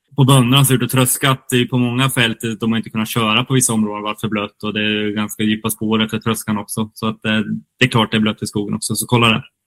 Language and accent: Swedish; Kinda, Östergötland, Sweden; now in Gothenburg, Sweden; Kindasågen också, där jag kommer ifrån